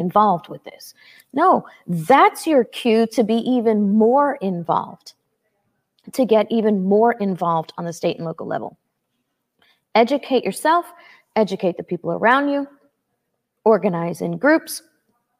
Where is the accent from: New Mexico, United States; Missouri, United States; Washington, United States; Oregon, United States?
Missouri, United States; St. Louis; I grew up in St. Louis, Missouri.